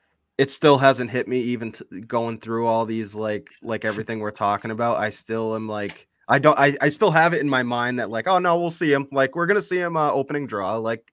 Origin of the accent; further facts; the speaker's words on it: Boston, Massachusetts, United States; you know, I think about how lucky that, you know, we are to be from Massachusetts. from the Boston area.